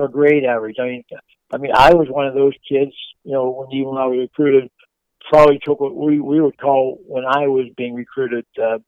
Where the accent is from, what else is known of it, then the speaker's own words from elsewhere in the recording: Pittsburgh, Pennsylvania, United States; I'm from Pittsburgh.